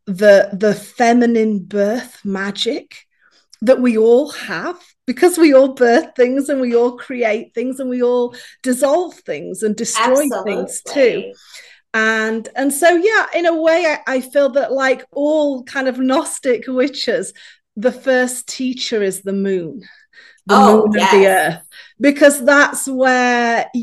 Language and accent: English; Yorkshire and the Humber, United Kingdom; also born or lived in Appalachian Mountains, United States; now in United States; I was born in Yorkshire in England, and I now live in America in the Appalachian Mountains.